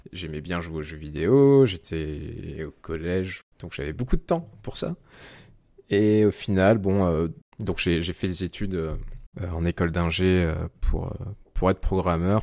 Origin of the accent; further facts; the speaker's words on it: Aix-en-Provence, Provence-Alpes-Côte d'Azur, France; now in Lyon, France; Je viens euh, d'Aix-en-Provence, dans le sud de la France.